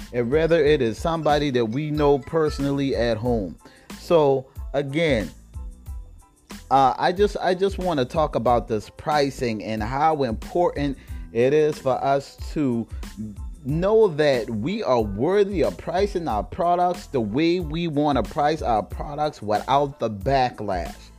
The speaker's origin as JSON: {"language": "English", "region": "South Carolina", "country": "United States", "tie": "born or raised there", "said": "South Carolina, my home state"}